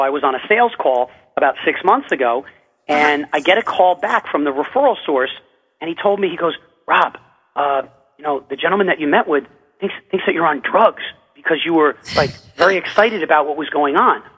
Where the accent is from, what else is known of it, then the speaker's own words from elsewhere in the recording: United States; I'm an American